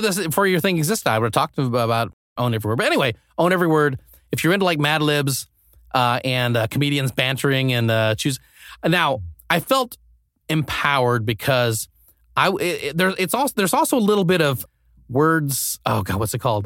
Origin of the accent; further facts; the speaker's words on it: Nebraska, United States; now in Los Angeles, United States; I grew up in Nebraska, which is pretty close to Denver.